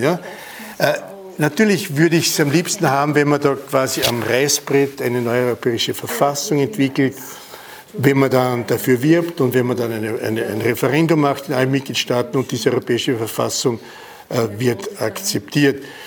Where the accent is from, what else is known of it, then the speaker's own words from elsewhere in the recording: Innviertel, Upper Austria, Austria; moved away; Ich bin im Innviertel geboren und habe eine Grenze erlebt. Und wenn ich in der Schule beim, beim Fenster rausgeschaut habe, war Bayern.